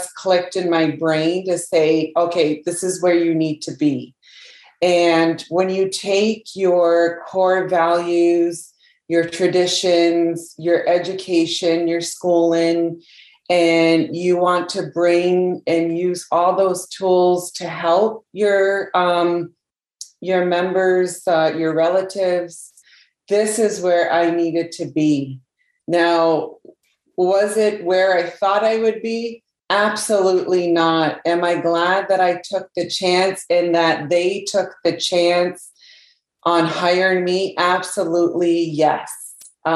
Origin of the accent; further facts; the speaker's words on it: Canada; now in Indian Island, United States; I was born in Canada